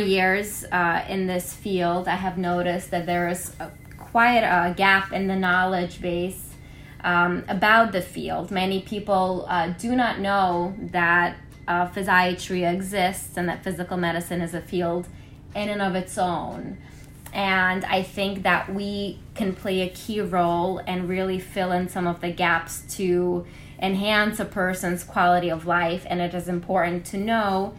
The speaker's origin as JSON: {"language": "English", "region": "New York", "country": "United States", "also_born_or_lived": "Kirksville, Missouri", "said": "I then returned to New York, where I am originally from"}